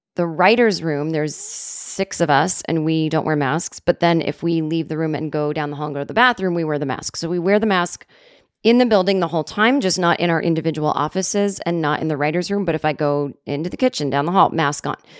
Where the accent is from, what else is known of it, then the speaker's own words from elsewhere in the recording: Massachusetts, United States; growing up in Massachusetts in the seventies